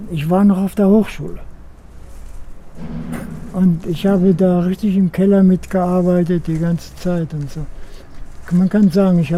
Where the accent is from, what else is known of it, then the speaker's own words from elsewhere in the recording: Göttingen, Lower Saxony, Germany; born there; Mein Geburtsort ist Paradiesweg Nummer 2.